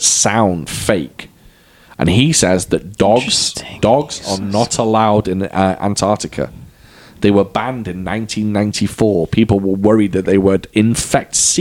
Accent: Wales, United Kingdom; I'm Welsh

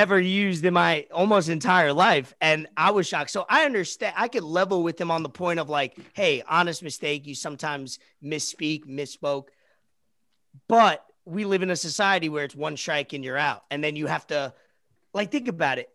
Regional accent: New York, United States; I'm from New York, so, uh, that word, I, I have had a lot of Jewish friends growing up

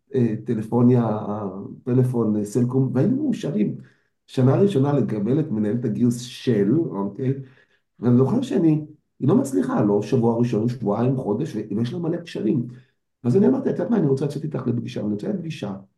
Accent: Israel

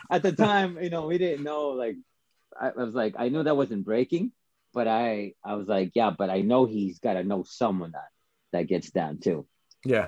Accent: Calgary, Alberta, Canada; originally, I started breaking in Calgary

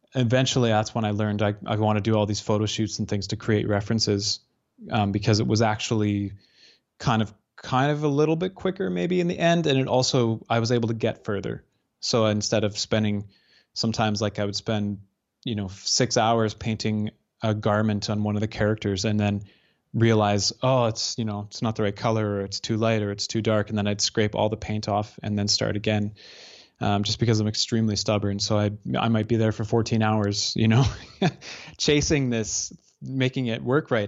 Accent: Northern Alberta, Canada; also born or lived in Calgary / Lumby, British Columbia; growing up in Northern Alberta

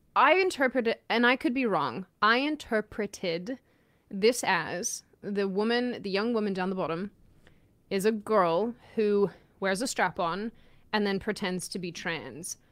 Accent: Australia; I'm Aussie

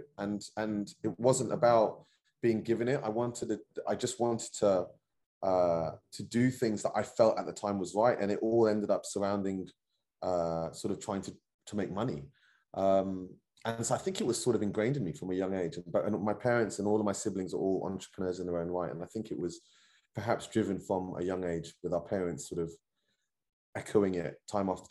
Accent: London, United Kingdom; I was born and raised in Northwest London

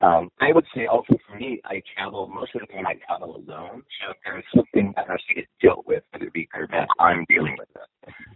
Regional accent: Montana, United States; moved away; being a gay person and growing up as a gay kid in Montana in the 60s

